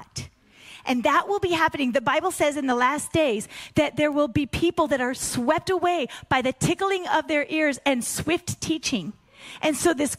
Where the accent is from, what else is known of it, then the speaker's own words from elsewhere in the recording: Pacific Northwest, United States; I grew up in the Pacific Northwest